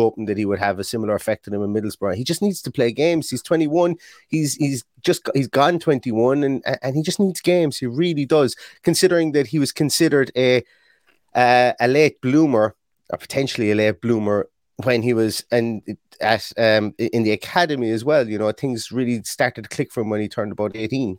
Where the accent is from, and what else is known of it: Ireland